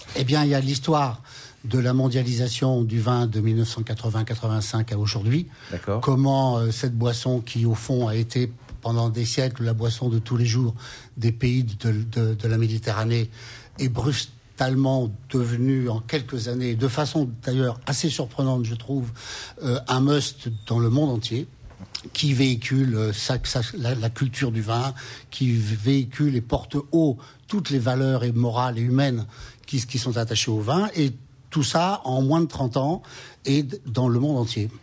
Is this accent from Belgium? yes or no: no; France; chez nous en France